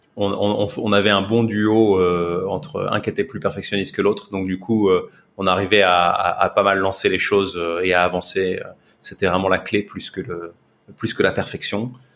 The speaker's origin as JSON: {"language": "French", "country": "France", "moved": "as an adult", "lives_now": "Singapore", "said": "je suis français"}